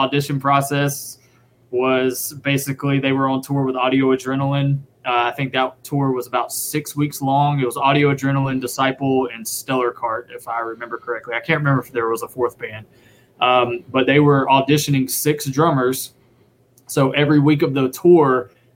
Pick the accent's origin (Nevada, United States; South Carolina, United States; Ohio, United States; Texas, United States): South Carolina, United States; Spartanburg; also born or lived in Hilton Head Island, South Carolina / Beaufort, South Carolina / Nashville, Tennessee; my dad's job moved us to the upstate of South Carolina in Spartanburg, where I lived most of my life